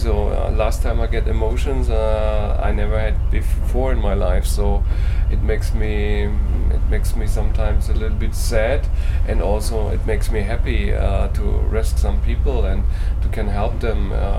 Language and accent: English; Germany; I'm from Germany.